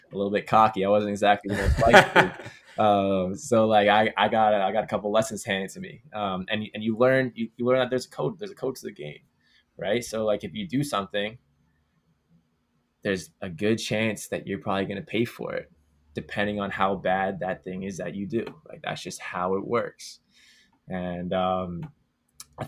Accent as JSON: {"language": "English", "country": "Canada", "said": "being Canadian and playing lacrosse"}